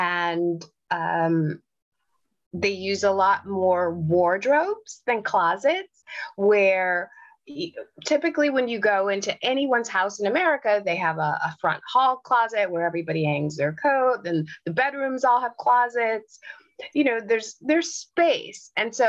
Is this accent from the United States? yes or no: yes; United States; moved away as an adult; now in England, United Kingdom; I found living here in England that when people hear my voice, they say, oh, you're American.